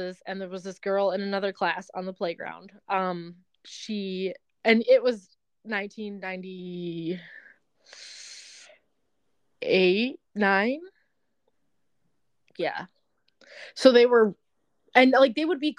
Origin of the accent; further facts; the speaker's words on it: Belleville, Michigan, United States; moved away as an adult; also born or lived in Colorado; now in northern Michigan, United States; I was born and raised in Belleville, Michigan